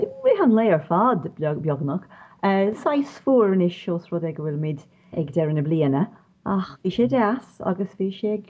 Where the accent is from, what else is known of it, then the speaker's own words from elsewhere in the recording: Dublin, Leinster, Ireland; accent: Irish; moved away as an adult; also born or lived in London / Corca Dhuibhne, County Kerry; I'm Irish, as you can probably tell from my voice. My dad was from Galway. My mother's people were from Wexford, from Enniscorthy. I was raised in Dublin. And when I was going to school in Dublin, the Irish language was one of my great loves.